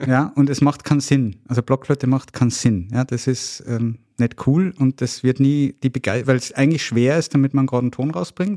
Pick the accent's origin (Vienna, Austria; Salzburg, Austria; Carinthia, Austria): Salzburg, Austria; born and raised in Salzburg